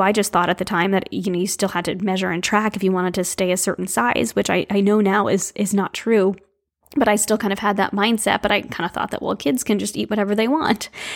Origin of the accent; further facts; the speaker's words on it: New England, United States; I grew up in New England right on the water